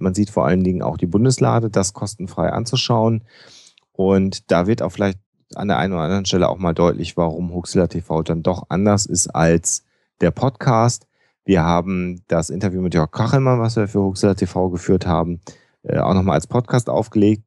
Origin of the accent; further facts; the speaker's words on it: North Rhine-Westphalia, Germany; Ich bin Ostwestfale